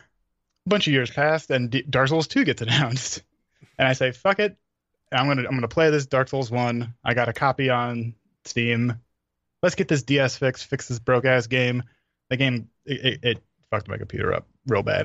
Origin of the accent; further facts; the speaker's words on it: New York City, New York, United States; I'm from New York